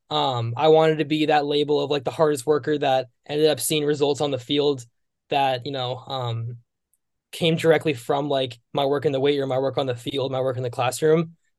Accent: Bay Area, California, United States; moved away as an adult; also born or lived in Richmond, Virginia / Los Angeles, California; I grew up in the Bay Area, in California

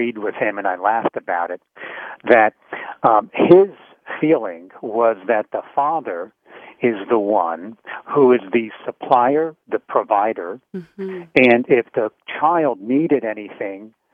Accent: New Jersey, United States; growing up in Jersey

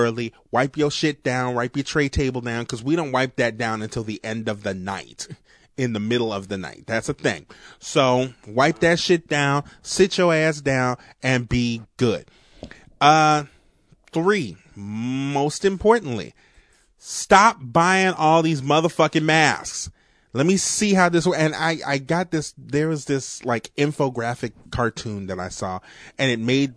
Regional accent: New Orleans, Louisiana, United States; accent: New Orleans; my New Orleans accent

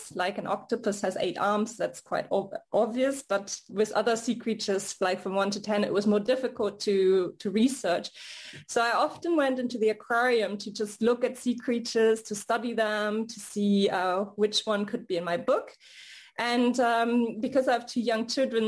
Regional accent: Hamburg, Germany; also born or lived in United States; now in Paris, France; I grew up in Hamburg, Germany, which is near the Baltic Sea and the North Sea

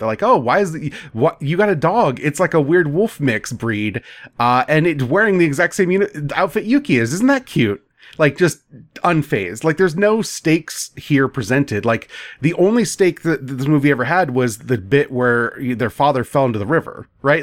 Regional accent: United States; as an American

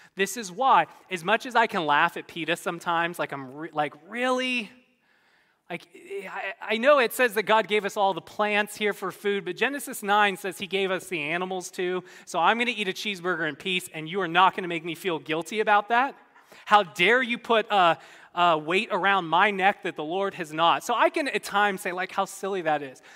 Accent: California, United States; I'm from California.

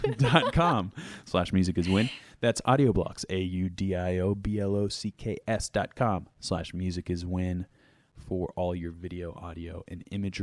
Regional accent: New England, United States; cause I'm from New England

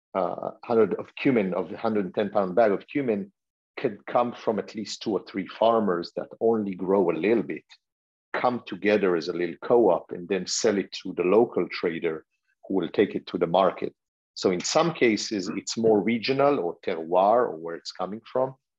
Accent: Israel; moved away; also born or lived in France; growing up in Israel

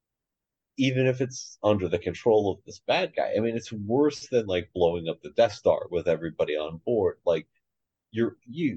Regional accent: United States; as an American

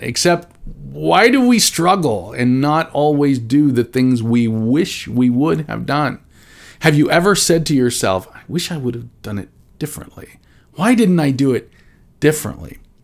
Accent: Nebraska, United States; now in Branson, United States; I grew up in Nebraska

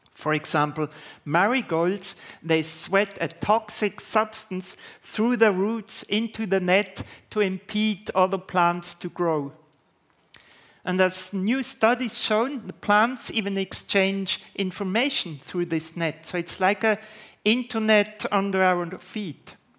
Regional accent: Basel, Basel-Stadt, Switzerland; in Basel, my hometown

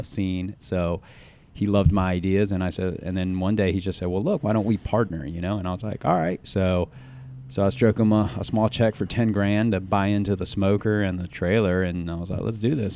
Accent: the South, United States; growing up in the South and, uh, having, uh, Southeastern Asian parents

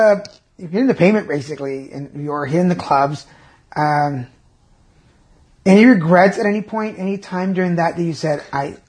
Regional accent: Texas, United States; also born or lived in Mexico; I just keep thinking, like, as a Latino... And I was born in Mexico, raised in Texas, so I love Tex-Mex jokes. I'm an original Tex-Mex. My dad was Texan and my mom was Mexican.

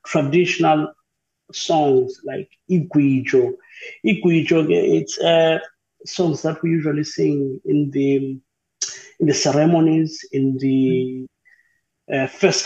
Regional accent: South Africa; we don't have a lot of work in South Africa when it comes to opera.

